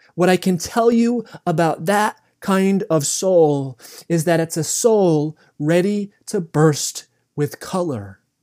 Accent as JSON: {"language": "English", "area": "the East", "region": "East Coast", "country": "United States", "tie": "born or raised there", "said": "both of us were born and raised in the East"}